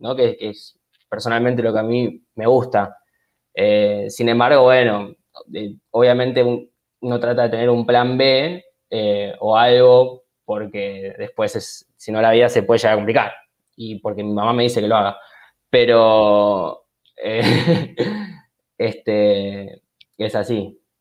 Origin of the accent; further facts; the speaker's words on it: Argentina; se practicaba en mi país